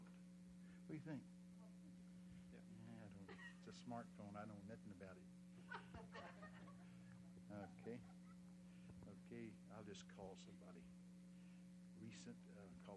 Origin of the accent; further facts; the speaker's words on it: Texas, United States; I'm from Texas